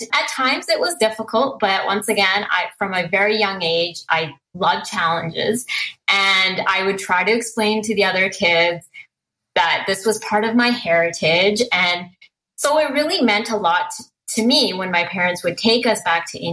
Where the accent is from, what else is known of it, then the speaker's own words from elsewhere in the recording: Merritt, British Columbia, Canada; I grew up in a very small town called Merritt, BC.